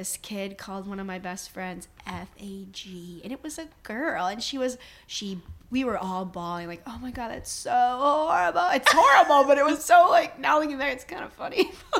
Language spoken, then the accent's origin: English; upstate New York, United States; born or raised there; now in Richmond, United States